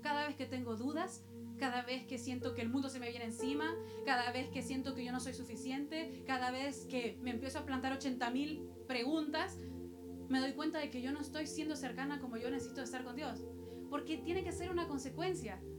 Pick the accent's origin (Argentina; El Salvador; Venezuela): El Salvador; moved away; Y yo soy de Salvador también